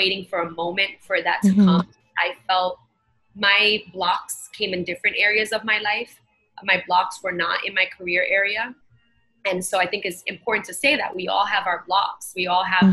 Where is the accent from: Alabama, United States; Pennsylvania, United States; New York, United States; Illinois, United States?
New York, United States; New York City; I grew up in Bushwick in Brooklyn